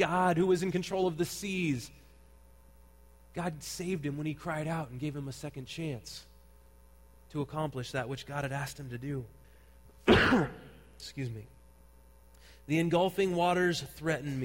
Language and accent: English; Santa Cruz, California, United States; I grew up in Santa Cruz, and one of the children's programs that they have in Santa Cruz area is called Junior Lifeguards